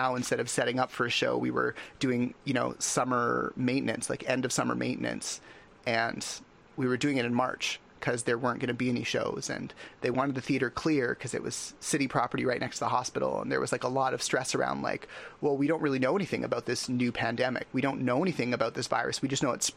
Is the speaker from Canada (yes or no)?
yes; Canada; as a Canadian